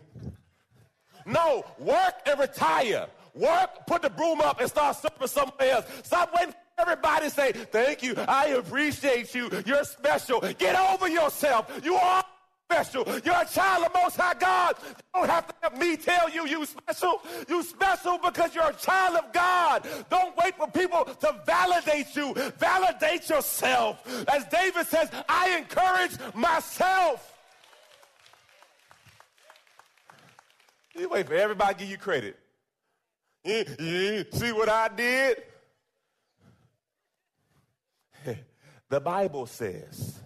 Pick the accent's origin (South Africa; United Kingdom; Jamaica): Jamaica; moved away; I was born in Jamaica. And came to this country.